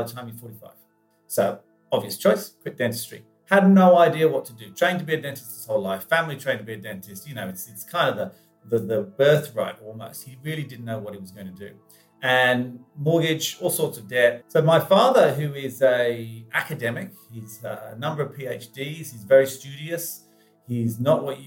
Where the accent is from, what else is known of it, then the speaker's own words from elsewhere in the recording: England, United Kingdom; I grew up in England